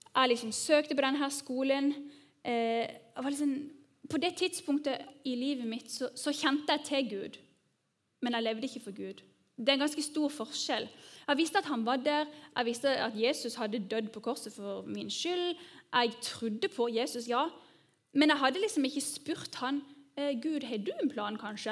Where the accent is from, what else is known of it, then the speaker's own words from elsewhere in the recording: Norway; oss som nordmenn